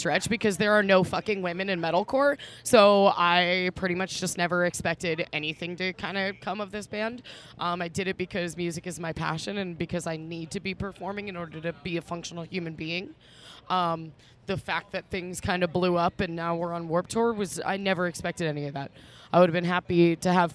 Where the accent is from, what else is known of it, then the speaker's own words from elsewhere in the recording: Baltimore, Maryland, United States; We're from Baltimore